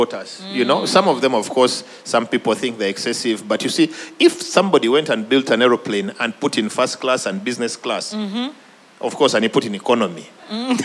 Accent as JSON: {"language": "English", "country": "Uganda", "said": "I'm from Uganda"}